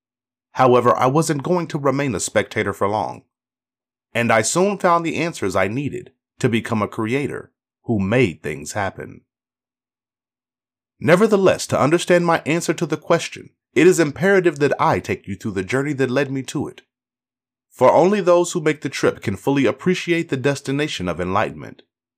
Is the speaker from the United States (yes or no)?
no; Canada; also born or lived in Haiti; I was born in Haiti and moved to Canada at the age of 6. My family, settled into a public housing project